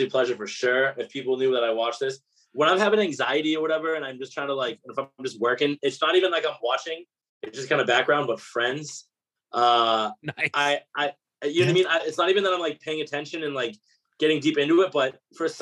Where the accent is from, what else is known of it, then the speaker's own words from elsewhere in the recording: Abington, Massachusetts, United States; moved away as an adult; also born or lived in Boston; now in Nashville, United States; I'm an Abington kid, so you know, I gotta pay homage to my local candy coffee